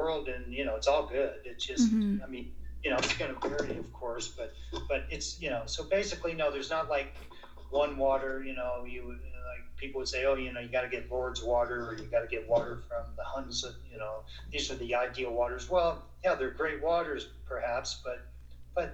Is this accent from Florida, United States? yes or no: yes; South Florida, United States; I grew up in Florida, in South Florida.